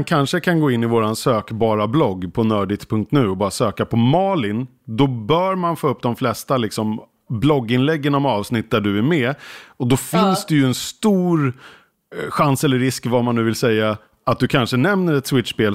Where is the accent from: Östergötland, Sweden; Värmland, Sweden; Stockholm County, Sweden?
Stockholm County, Sweden; Skälby; i Skälby. Där jag är uppvuxen utanför eh, norrort i Stockholm här